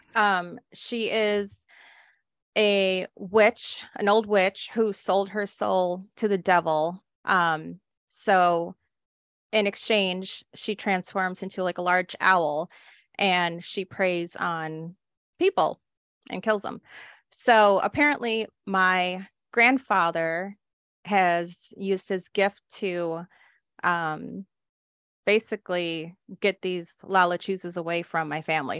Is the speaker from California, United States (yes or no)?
no; Texas, United States; I grew up in Texas